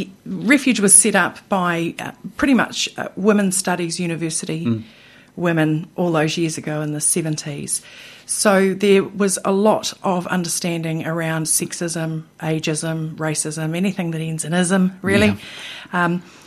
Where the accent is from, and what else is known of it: New Zealand